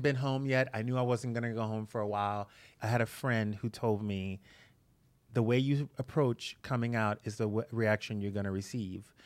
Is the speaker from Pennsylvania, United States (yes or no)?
no; Breaux Bridge, Louisiana, United States; moved away as an adult; now in Los Angeles, United States; I grew up in a really small town in Louisiana